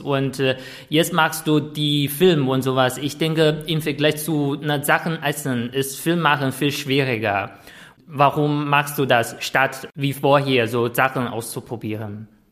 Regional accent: northern China, China; German is a second language; moved away; ich komme aus Nordchina

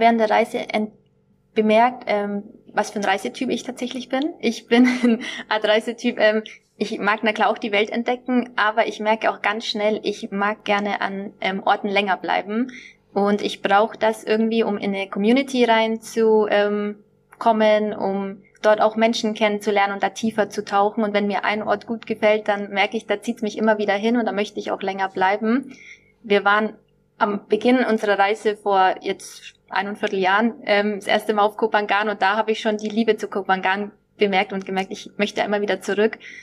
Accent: Nuremberg, Bavaria, Germany; moved away as an adult; also born or lived in Düsseldorf; ich komme ursprünglich aus Nürnberg, aus dem schönen Frankenland.

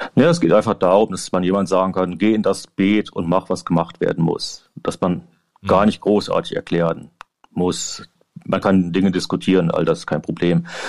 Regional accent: Germany; moved away as an adult; now in Ireland; ich bin hier als Deutscher und ich bin immer noch sehr direkt

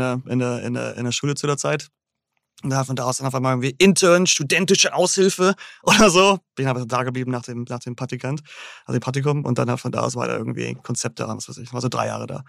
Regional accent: Großhansdorf, Schleswig-Holstein, Germany; moved away as an adult; also born or lived in Hamburg; now in New York, United States; ich bin aufgewachsen in Großhansdorf, Endstation u 1.

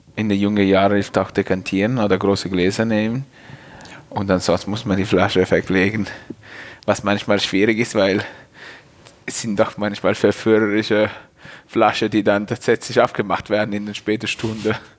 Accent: Piacenza, Emilia-Romagna, Italy; German is a second language; moved away as an adult; also born or lived in Geisenheim, Germany; now in Germany; da, wo ich herkomme, in Piacenza

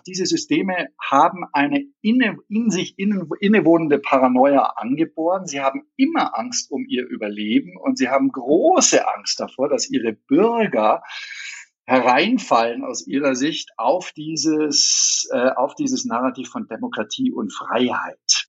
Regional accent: Germany; also born or lived in Turkey; wir als Deutsche

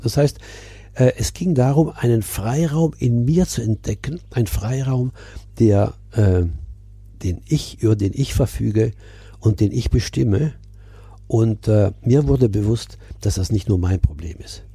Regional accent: Milan, Lombardy, Italy; now in Burgwedel, Germany; Ich bin ja in Mailand geboren, in Italien, in einer deutschen Familie, also meine Eltern waren Deutsche. Äh, abgesehen von der deutschen Schule, die ich besucht habe, der Rest war italienisch. Ich bin als Italiener aufgewachsen

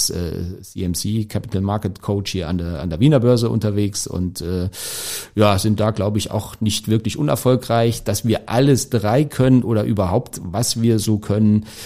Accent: Thuringia, Germany; ich bin aufgewachsen in Thüringen, damals noch DDR

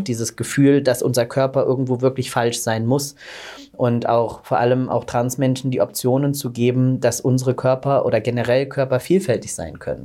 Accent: Southern Germany, Germany; ich bin auf dem Land groß geworden in Süddeutschland

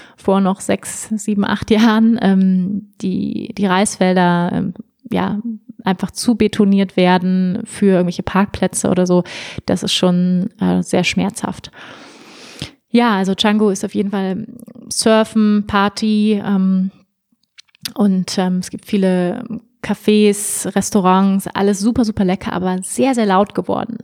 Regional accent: Germany; moved away as an adult; also born or lived in Bali; ich bin Deutsche

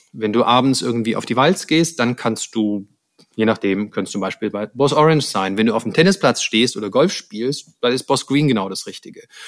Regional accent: Stuttgart, Baden-Württemberg, Germany; moved away; ich komme ja ursprünglich aus Stuttgart, deshalb ähm, meine Eltern wohnen da noch in der Nähe

